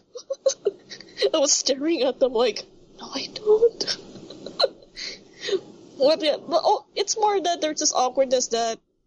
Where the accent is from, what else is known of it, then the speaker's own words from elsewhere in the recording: Manila, Metro Manila, Philippines; super north of the Manila, my hometown, my home place.